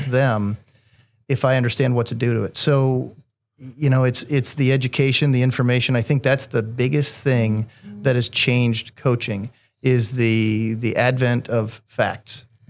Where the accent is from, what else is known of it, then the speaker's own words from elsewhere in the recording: Columbus, Indiana, United States; From Columbus, Indiana, a small town about a half hour south